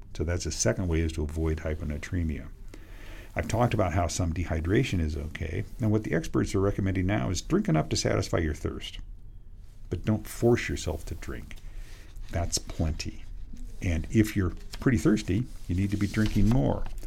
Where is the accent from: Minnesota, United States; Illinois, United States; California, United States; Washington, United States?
Washington, United States; Western; born or raised there